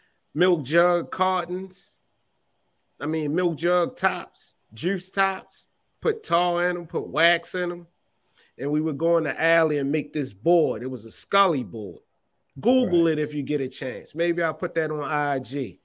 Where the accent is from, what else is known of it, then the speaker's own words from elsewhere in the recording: Baltimore, Maryland, United States; I love growing up in Baltimore, man. You know, for all that don't know, I'm from East Baltimore.